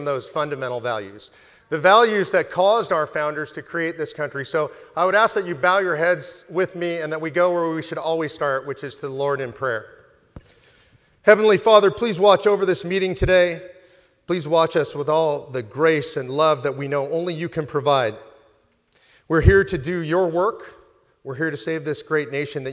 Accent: Los Angeles, California, United States; I was raised in Los Angeles by incredible, wonderful, moral people

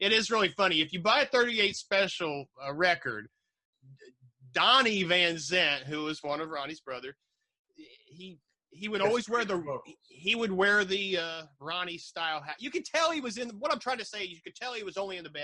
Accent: Southern Ohio, United States; I come from Southern Ohio. Might as well be Kentucky or West Virginia.

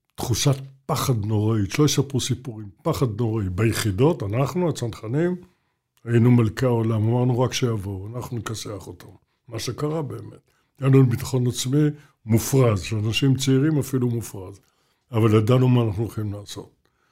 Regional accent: Jerusalem, Jerusalem District, Israel; אני ירושלמי

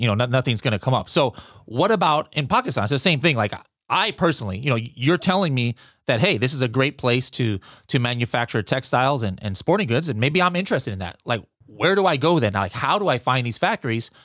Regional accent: United States; me as an American

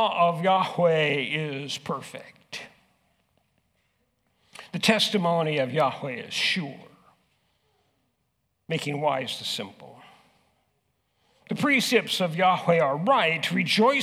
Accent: Southern California, United States; moved away as an adult; now in Huron, United States; I grew up in California. I grew up in Southern California, where it is street upon street upon street, building upon building upon building

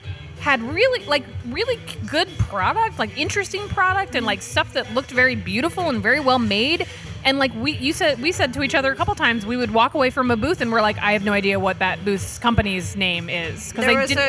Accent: Austin, Texas, United States; because I'm from Austin, Texas, and I've like saturated the market there

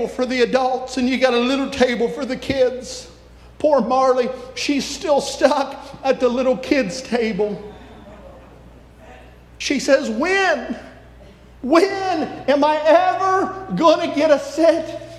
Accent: West Virginia, United States; also born or lived in Belpre, Ohio; I'm from West Virginia

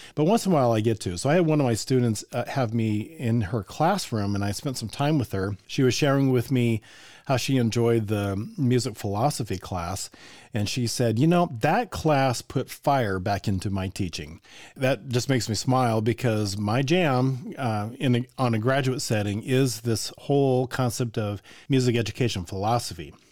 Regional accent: Colorado, United States; now in Indiana, United States; I grew up in Colorado

